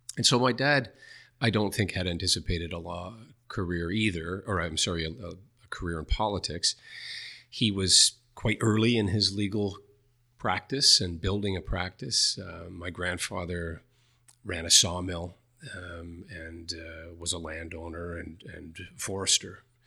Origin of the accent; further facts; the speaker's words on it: New Glasgow, Nova Scotia, Canada; went back to my hometown in New Glasgow, Nova Scotia